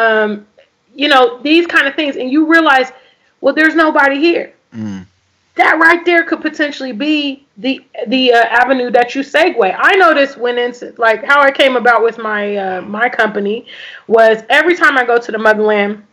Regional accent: United States; moved away as an adult; I grew up in America for decades.

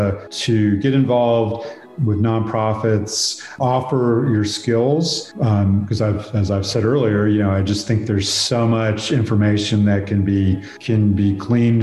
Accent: Jacksonville, Florida, United States; moved away as an adult; now in Atlanta, United States; I grew up in Jacksonville, Florida

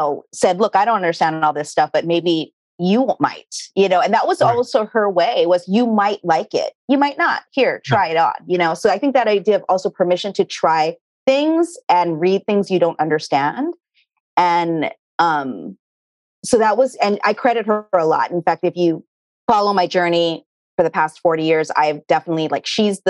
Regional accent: North Shore of Hawaii, United States; I grew up in a tiny little town. There was only 4,000 people in my little town. And I grew up in the North Shore of Hawaii, and our backyard and front yard were sugarcane.

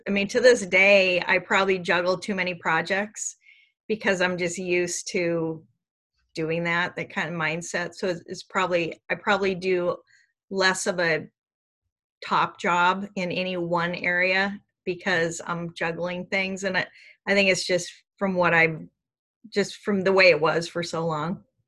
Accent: Seattle, Washington, United States; I grew up in Seattle

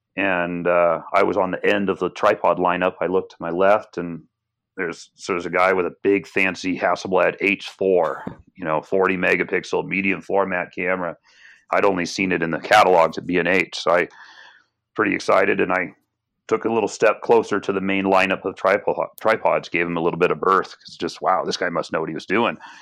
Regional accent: Portland, Oregon, United States; I was born and raised in Portland, Oregon

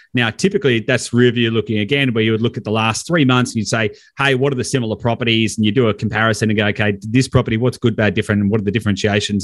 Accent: Victoria, Australia; I'm from Victoria

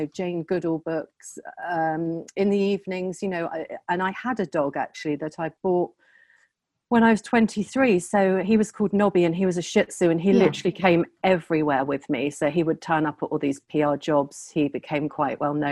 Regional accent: Southampton, South East England, United Kingdom; moved away; also born or lived in London; I'm from Southampton

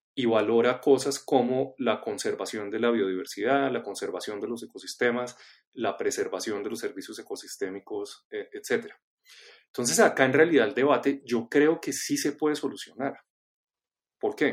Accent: Colombia; como colombianos eh, nos aproximamos a entender nuestra biodiversidad y nuestro territorio

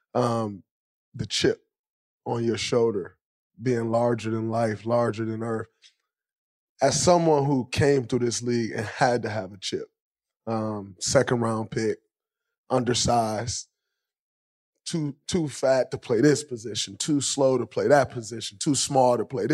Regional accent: Michigan, United States; growing up in Michigan

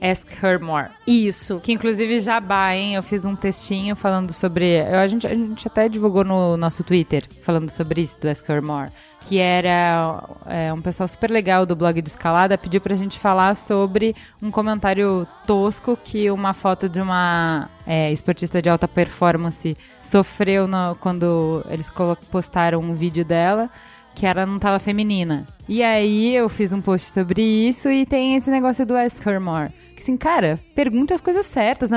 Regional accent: Brazil; nós como sociedade, como brasileiros

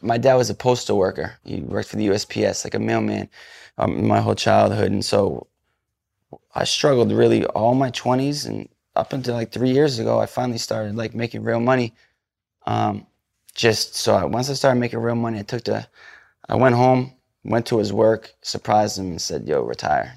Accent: New England, United States; I'm from New England

